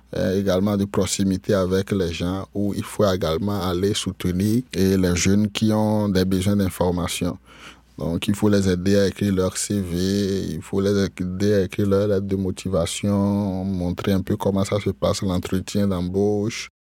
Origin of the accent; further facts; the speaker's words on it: Atakpamé, Plateaux, Togo; moved away as an adult; now in Canada; Je suis né au Togo, euh, dans une euh, ville appelée Atakpamé.